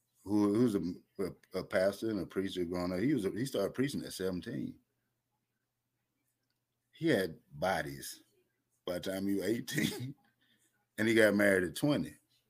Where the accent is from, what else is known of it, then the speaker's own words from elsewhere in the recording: Atlanta, Georgia, United States; I'm from Atlanta, the Atlanta area